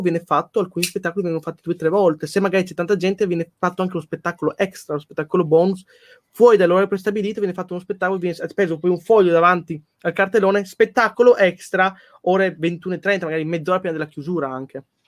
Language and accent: Italian; Poland